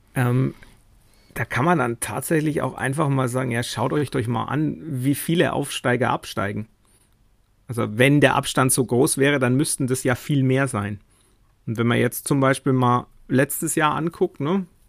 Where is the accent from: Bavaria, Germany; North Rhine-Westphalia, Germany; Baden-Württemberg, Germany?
Bavaria, Germany; Nuremberg; ich jetzt als Nürnberger